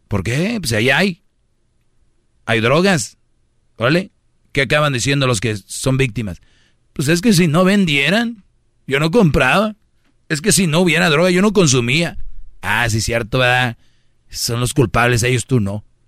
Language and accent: Spanish; Monterrey, Nuevo León, Mexico; Yo soy de Monterrey